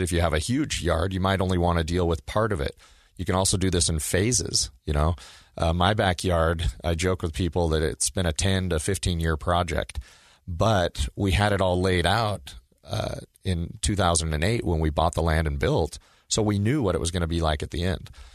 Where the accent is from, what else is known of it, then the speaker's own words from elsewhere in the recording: Oregon, United States; now in Utah, United States; when I was a kid growing up in Oregon